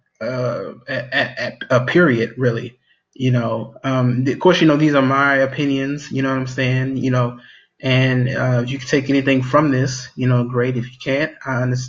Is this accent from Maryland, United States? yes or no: yes; Maryland, United States; my hometown. In Maryland, you know, right in my backyard